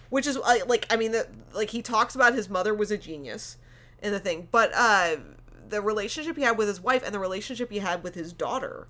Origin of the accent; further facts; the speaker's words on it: United States; moved away as an adult; now in Canada; as an American